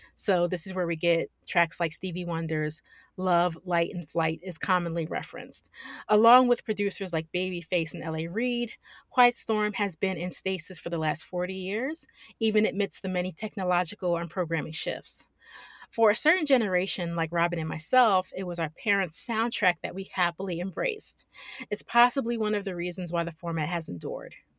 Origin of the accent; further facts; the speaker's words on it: Philadelphia, Pennsylvania, United States; I grew up with WDAS in Philadelphia.